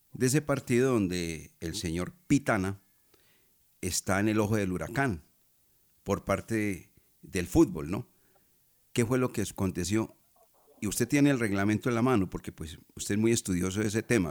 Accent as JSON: {"language": "Spanish", "country": "Colombia", "said": "Yo también soy colombiano, común y corriente"}